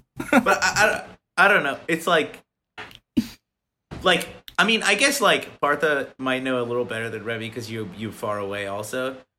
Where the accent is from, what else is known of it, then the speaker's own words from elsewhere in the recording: Dublin, Ohio, United States; I'm from Dublin, Ohio